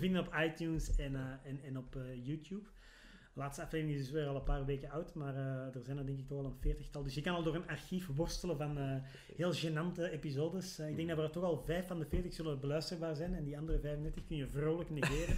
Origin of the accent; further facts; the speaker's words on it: Antwerp, Flanders, Belgium; als Antwerpenaar